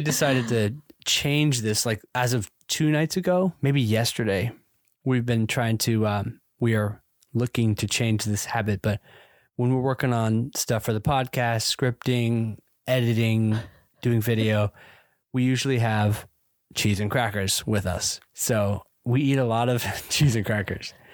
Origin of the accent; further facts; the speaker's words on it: the South, United States; I grew up in the South